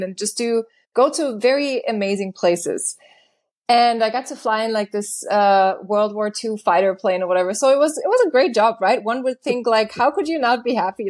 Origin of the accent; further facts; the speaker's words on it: Germany; moved away as an adult; also born or lived in Los Angeles, United States; I was born and raised in Germany in a very, very small town. And when I was nineteen, I decided to go to L A by myself